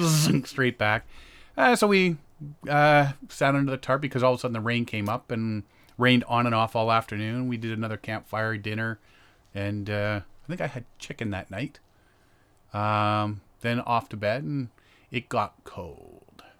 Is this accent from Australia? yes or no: no; Ajax, Ontario, Canada; I'm from Ajax